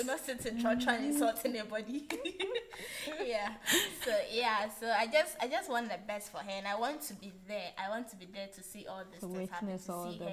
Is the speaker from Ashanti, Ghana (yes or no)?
no; Medina, Greater Accra, Ghana; So I grew up in Medina, so I'm always with my grandma.